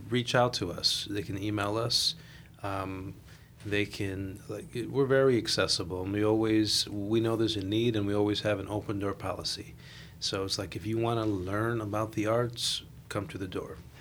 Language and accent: English; Chicago, Illinois, United States; I am uh, Puerto Rican, born and raised in La Villita